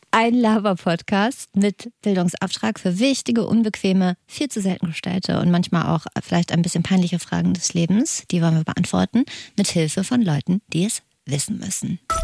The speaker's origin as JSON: {"language": "German", "region": "Hesse", "country": "Germany", "said": "Hessen, komme ich her"}